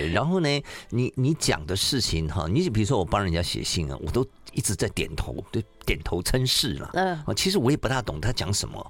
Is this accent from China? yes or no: yes; Shandong, China; 赵玉清女士在我们山东人里面哈相当有名哈